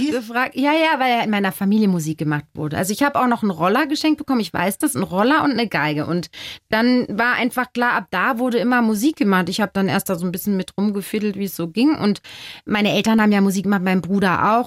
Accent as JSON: {"language": "German", "town": "Duisburg", "region": "North Rhine-Westphalia", "country": "Germany", "moved": "as an adult", "lives_now": "Bavaria, Germany", "said": "wo kommst denn du her? Dann sage ich aus Duisburg"}